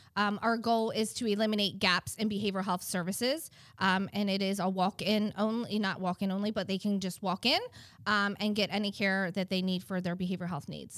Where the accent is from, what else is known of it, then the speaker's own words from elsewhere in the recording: Baltimore, Maryland, United States; now in Eastern Shore, Maryland, United States; I am originally from Baltimore, Maryland. Um, moved down to the Eastern Shore in 2005.